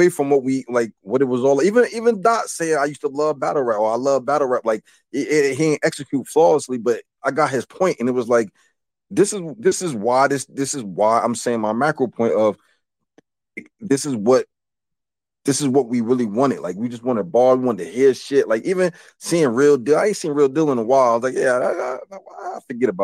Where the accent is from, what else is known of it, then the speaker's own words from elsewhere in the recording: New Jersey, United States; I'm from Jersey